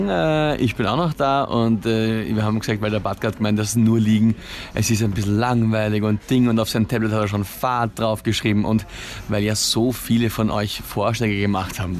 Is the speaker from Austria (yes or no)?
yes; St. Pölten, Lower Austria, Austria; Ich bin aus St. Pölten und habe mir gedacht, ich muss mir das anschauen, kurz, ja